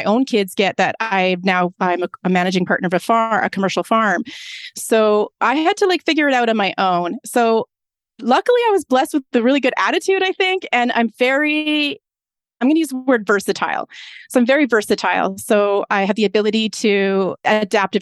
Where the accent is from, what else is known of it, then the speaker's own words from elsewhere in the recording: Lethbridge, Alberta, Canada; I'm from the Lethbridge area. I was born in Lethbridge, Alberta.